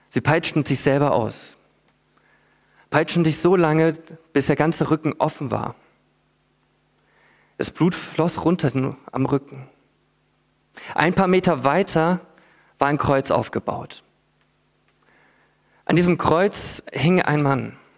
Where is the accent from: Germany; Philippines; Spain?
Philippines; Ich bin als Missionarskind auf den Philippinen aufgewachsen.